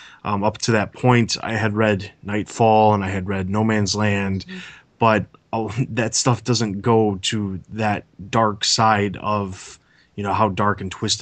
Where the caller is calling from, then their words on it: Chicago, Illinois, United States; Okay, so I am calling from the suburbs of Chicago, Illinois.